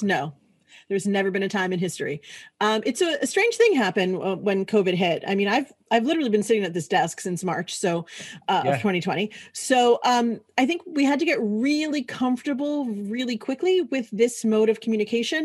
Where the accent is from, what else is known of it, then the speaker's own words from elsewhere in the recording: New York City, New York, United States; moved away; I'm originally from New York, so I'm a New Yorker. That's a big part of my personality. I cuss. That's like, you know, I'm from Brooklyn